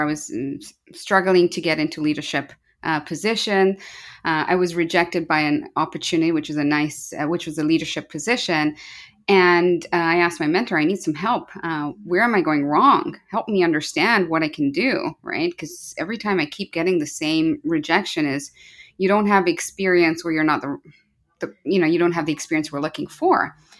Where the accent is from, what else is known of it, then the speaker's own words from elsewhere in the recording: Kenya; moved away as an adult; also born or lived in United Kingdom; now in Vancouver, Canada; I'm from Kenya when I say Jambo, which is a greeting in Kenya. Uh, born and raised there